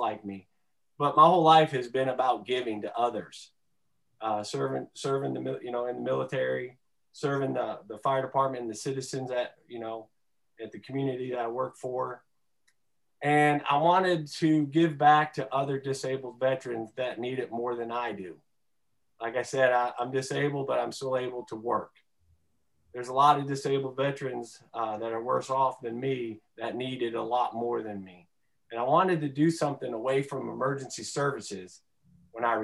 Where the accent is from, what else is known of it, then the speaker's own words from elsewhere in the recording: Detroit, Michigan, United States; I grew up in Detroit, grew up around the water, and fishing was a huge part of my childhood, 5 minutes from the lake.